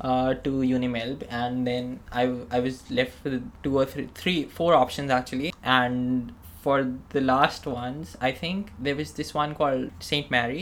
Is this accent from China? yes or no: no; Pakistan; moved away as an adult; now in Australia; when I came from Pakistan to Australia, I didn't have any friends, any relatives, anyone I knew in Australia. It was just like a new country, new college, new university.